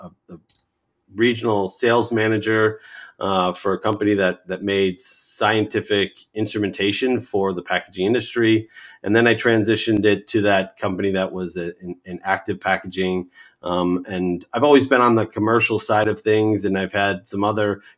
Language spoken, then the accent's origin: English; United States; I'm an American and I grew up here